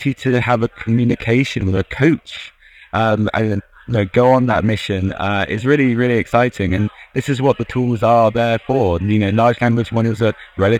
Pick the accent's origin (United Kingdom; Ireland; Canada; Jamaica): United Kingdom; as you may tell from my accent, I'm from the UK